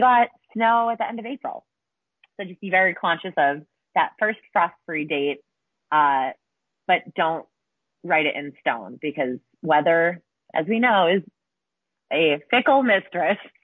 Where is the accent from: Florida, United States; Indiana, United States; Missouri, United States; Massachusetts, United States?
Massachusetts, United States; moved away as an adult; I'm from Massachusetts originally